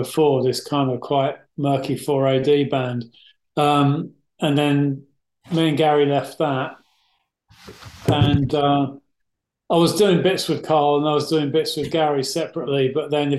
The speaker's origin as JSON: {"language": "English", "region": "London", "country": "United Kingdom", "tie": "born or raised there", "said": "I grew up in West London"}